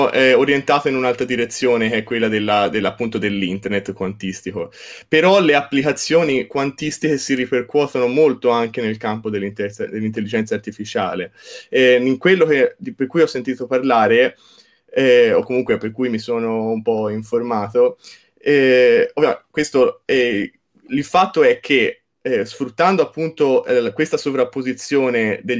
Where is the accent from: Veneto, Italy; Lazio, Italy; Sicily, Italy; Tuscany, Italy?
Tuscany, Italy; Certaldo; certo, sì, io vengo da Certaldo, il paese di Boccaccio, quindi